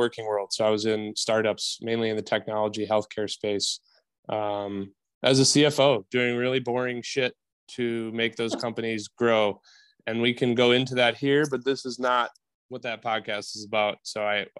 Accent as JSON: {"language": "English", "region": "Wisconsin", "country": "United States", "tie": "born or raised there", "said": "born and raised in Wisconsin"}